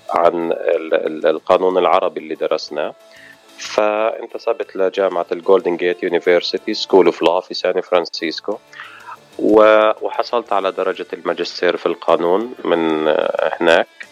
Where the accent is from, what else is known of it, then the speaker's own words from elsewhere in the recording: Ramallah, West Bank, Palestine; moved away as an adult; also born or lived in Jordan / San Francisco / New York; now in United States; أنا من من فلسطين آه المولد في مدينة رام الله